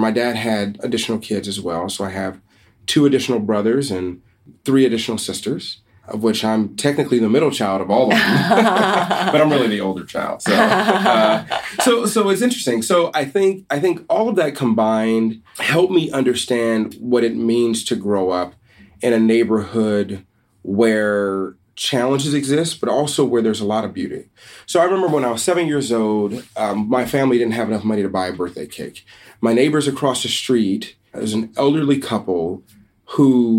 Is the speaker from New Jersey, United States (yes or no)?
no; Los Angeles, California, United States; I grew up here in Los Angeles, and having grown up here in L.A.